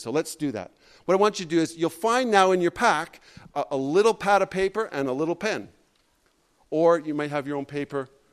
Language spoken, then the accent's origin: English; Canada; I'm a Canadian